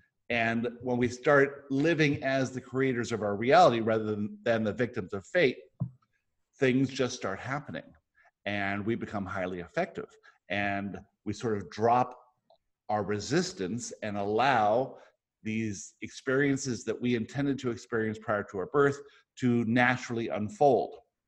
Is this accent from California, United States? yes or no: yes; San Diego, California, United States; also born or lived in Johannesburg, South Africa / Michigan / Boca Raton, Florida; I was born in Johannesburg, South Africa. My family moved all around the world. I grew up in San Diego. I spent a year after that in Johannesburg and then in Michigan and then most of my life in San Diego and then Boca Raton, Florida.